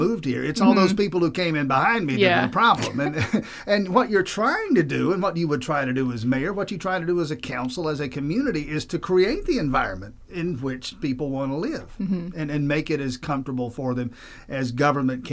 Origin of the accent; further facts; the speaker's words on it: South Georgia, United States; now in Oconee County, United States; I'm from South Georgia